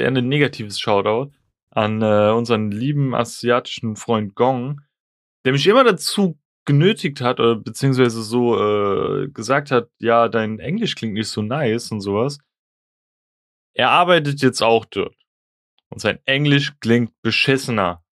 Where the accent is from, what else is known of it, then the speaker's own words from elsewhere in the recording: Germany; ich bin Deutscher, ich bin in Deutschland geboren